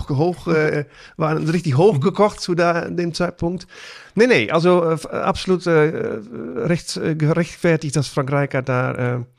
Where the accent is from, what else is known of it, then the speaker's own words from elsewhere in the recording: Netherlands; Heißt bei uns in Holland Boerenkohl.